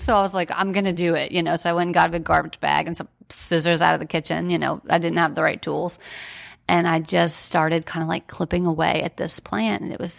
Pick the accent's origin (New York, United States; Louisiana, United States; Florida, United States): Louisiana, United States; New Orleans; And, you know, we're from New Orleans. So we kind of uprooted our lives, our careers, everything to be there and get him well.